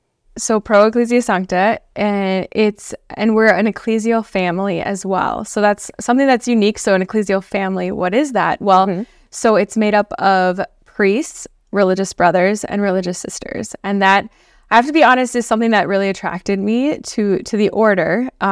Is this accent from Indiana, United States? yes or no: no; Blaine, Minnesota, United States; moved away as an adult; also born or lived in Iowa; I am originally from Blaine, Minnesota. So it's a suburb of the Twin Cities. Mm-hmm. Born and raised there, so I'm a Midwest girl. And I grew up in Minnesota